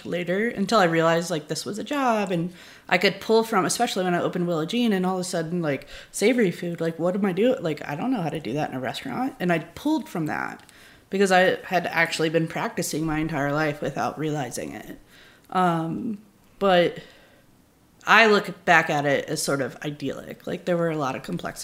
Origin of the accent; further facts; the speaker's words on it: Charleston, South Carolina, United States; now in New Orleans, United States; I grew up in Charleston, so we lived on the water